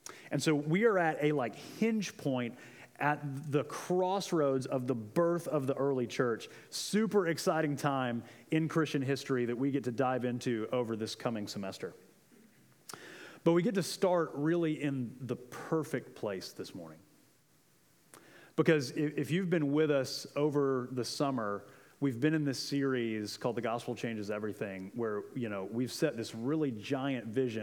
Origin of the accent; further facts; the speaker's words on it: Central Florida, United States; moved away; I'm from Central Florida.